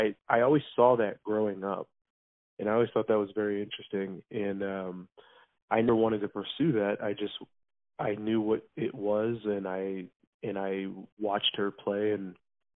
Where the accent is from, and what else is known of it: Kansas City, Missouri, United States; born or raised there; also born or lived in Oklahoma / Chicago, Illinois